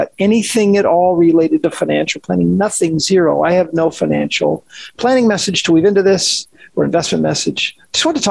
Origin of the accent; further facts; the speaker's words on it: Washington, United States; moved away; Dad has a park named after him in Washington State. It's where we grew up